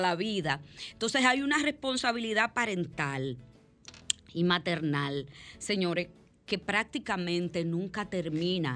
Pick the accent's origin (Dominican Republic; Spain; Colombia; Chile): Dominican Republic; La Romana; de mi pueblo